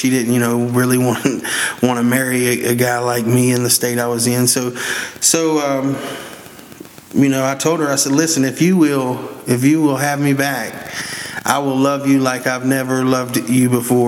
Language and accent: English; West Virginia, United States; I'm originally from West Virginia.